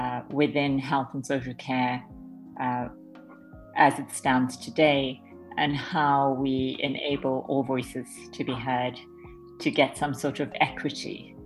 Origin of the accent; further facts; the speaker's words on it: South Africa; moved away as an adult; now in London, United Kingdom; I've been a neuro-community therapist for about 15 years in London. I'm originally South African, but I'm stuck here on this island